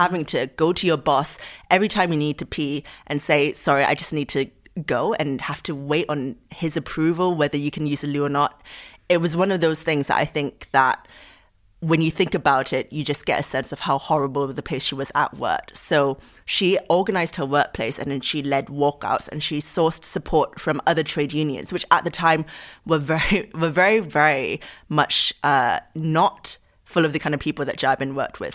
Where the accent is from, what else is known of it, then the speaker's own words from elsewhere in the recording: Singapore; moved away; I grew up in Singapore, what I learned about in the history books was very much about Southeast Asian history